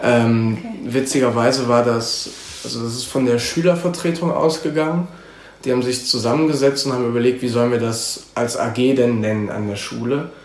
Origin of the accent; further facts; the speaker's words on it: Cologne, North Rhine-Westphalia, Germany; ich bin in Köln geboren, 1994, ähm, wohne seitdem in Mauenheim.